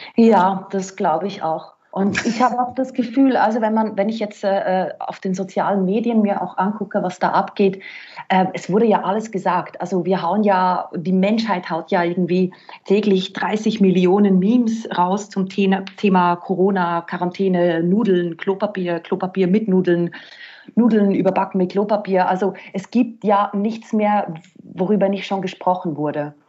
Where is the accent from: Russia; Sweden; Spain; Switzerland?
Switzerland; moved away as an adult; now in Vienna, Austria; ich bin gebürtige Schweizerin und bin dann vor zwölf Jahren nach Österreich und ja, da bin ich jetzt